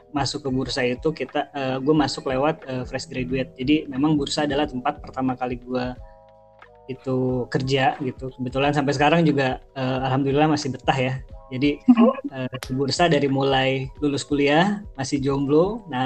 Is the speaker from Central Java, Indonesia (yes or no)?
no; Bogor, West Java, Indonesia; born there; umur gue sekitar eh, uh, 30 tahunan, gue lahir di Bogor.